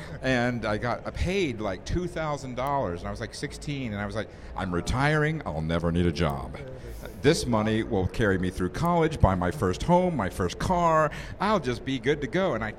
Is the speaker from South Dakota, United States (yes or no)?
no; Indianapolis, Indiana, United States; And I went out to the Indy 500, because I grew up in Indianapolis